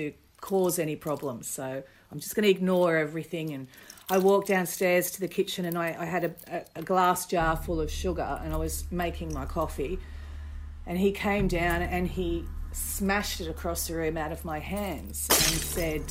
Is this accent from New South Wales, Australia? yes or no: yes; Botany, New South Wales, Australia; I grew up in Botany, in New South Wales